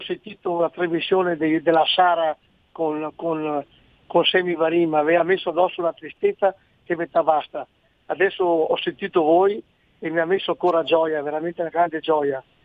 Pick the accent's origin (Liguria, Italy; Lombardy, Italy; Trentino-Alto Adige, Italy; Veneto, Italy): Trentino-Alto Adige, Italy; Bolzano; also born or lived in Falcade, Province of Belluno (origin); Io sono di Bolzano, ma sono di origine belunese